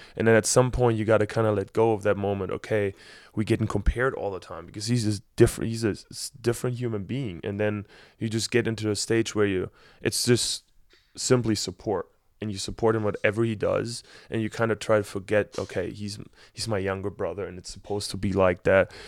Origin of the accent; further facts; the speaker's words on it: Berlin, Germany; moved away as an adult; also born or lived in Ann Arbor, Michigan; I'm from Berlin